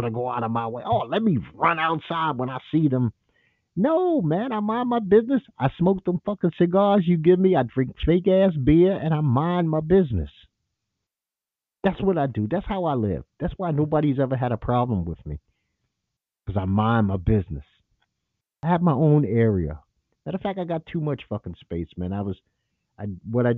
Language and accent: English; New York City, New York, United States; moved away; I'm from Bed-Stuy